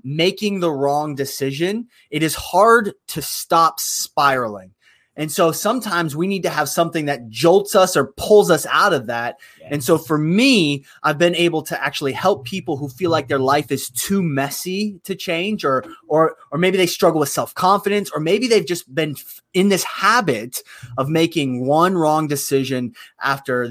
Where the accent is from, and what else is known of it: Youngstown, Ohio, United States; born or raised there